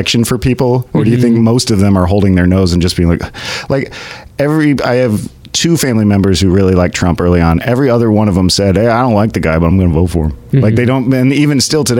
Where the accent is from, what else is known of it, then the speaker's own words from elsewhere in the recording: Kansas, United States; I grew up in Kansas